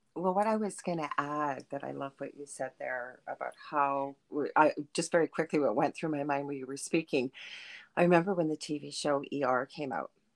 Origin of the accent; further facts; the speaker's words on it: Thunder Bay, Ontario, Canada; I'm from Thunder Bay in Canada